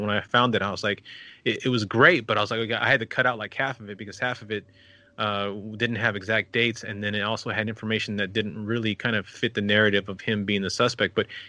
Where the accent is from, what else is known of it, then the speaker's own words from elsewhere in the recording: El Paso, Texas, United States; my hometown of El Paso.